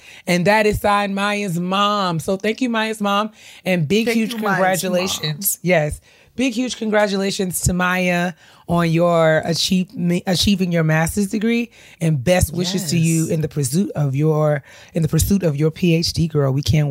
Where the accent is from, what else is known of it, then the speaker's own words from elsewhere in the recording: New York, United States; it's a different world for those of us who we grew up in New York.